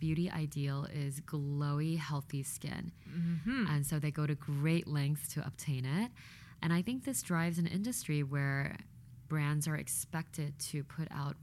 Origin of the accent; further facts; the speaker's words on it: Louisiana, United States; moved away; also born or lived in Korea; having grown up in Louisiana